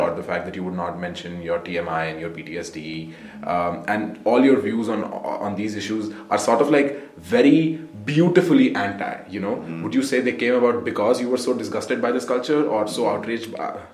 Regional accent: India; moved away; as an Indian

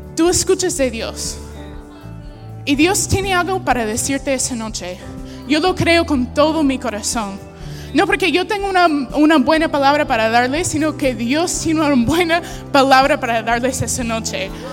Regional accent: United States; Spanish is a second language; now in Peru; soy una gringa

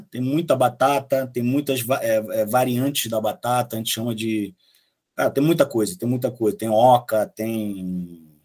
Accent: Bolivia; pô, cara, eu vim da Bolívia, mas minha família é de origem italiana.

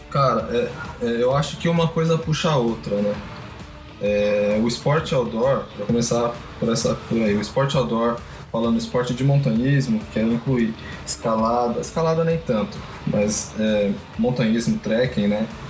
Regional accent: São Paulo, Brazil; Eu venho da Vila Zate de Pirituba

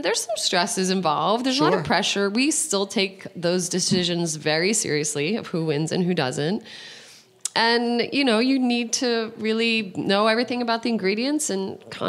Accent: New Jersey, United States; suburb, right outside of the city, near Montclair and Verona. Those are more familiar cities in that area. But I was born in Jersey City, so I'm 100%.

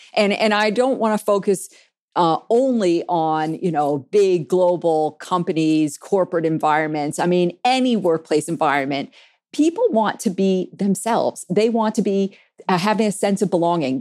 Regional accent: New York City, New York, United States; I grew up in New York City

